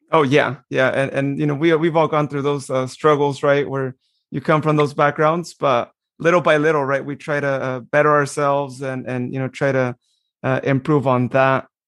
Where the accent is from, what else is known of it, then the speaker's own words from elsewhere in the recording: Modesto, California, United States; I was as well, right here in Modesto.